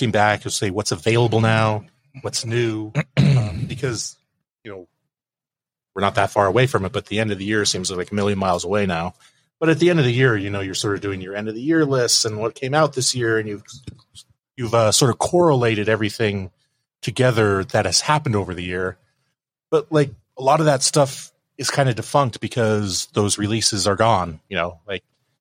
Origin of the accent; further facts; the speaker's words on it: Olympic Peninsula, Washington, United States; moved away; I grew up on the Olympic Peninsula.